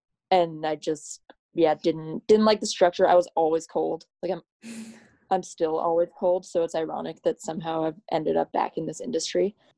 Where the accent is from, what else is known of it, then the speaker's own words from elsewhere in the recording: Banff, Alberta, Canada; I grew up in Banff, Alberta in the Canadian Rockies. And so have had skiing as kind of a baseline in my life since I was born. Yeah, my family has been in Banff since like the late 1800s.